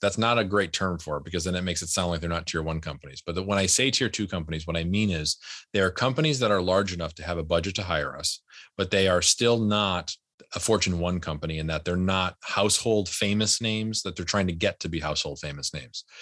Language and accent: English; United States; my family's, uh, w, as most American families are, an immigrant family